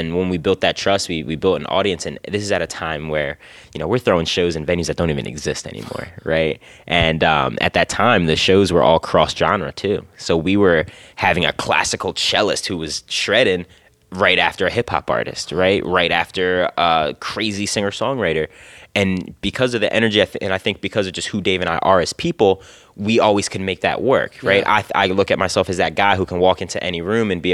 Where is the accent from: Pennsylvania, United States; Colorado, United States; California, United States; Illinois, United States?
Pennsylvania, United States; Philadelphia; as a Philadelphian, like, and I love the city